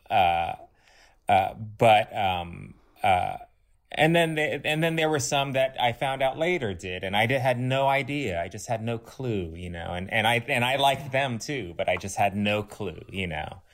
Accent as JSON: {"language": "English", "town": "Los Angeles", "region": "California", "country": "United States", "tie": "born or raised there", "said": "I grew up kind of in West L"}